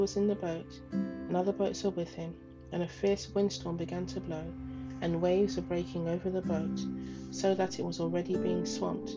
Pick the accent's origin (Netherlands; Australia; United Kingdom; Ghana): Ghana; moved away; my home country, Ghana, my home.